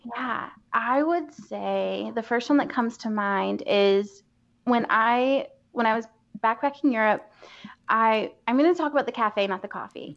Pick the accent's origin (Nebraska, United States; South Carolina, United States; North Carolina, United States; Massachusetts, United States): North Carolina, United States; Asheville; I grew up in Asheville for the mm-hmm. most part